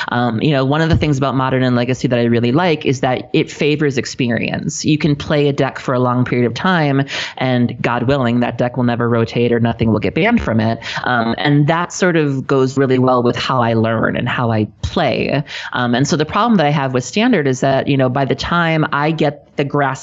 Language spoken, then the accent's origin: English; South Milwaukee, Wisconsin, United States; I was raised in a city called South Milwaukee, which is actually the name of it.